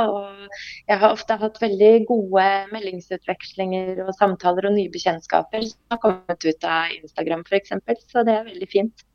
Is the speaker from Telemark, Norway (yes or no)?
yes; Skien, Telemark, Norway; jeg kommer opprinnelig fra Skien. Eh, født og oppvokst der.